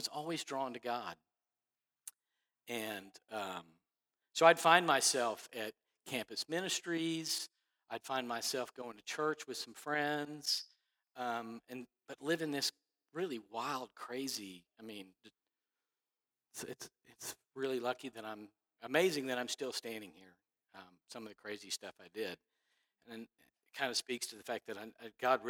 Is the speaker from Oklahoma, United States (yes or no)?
no; Dallas, Texas, United States; I grew up in Dallas.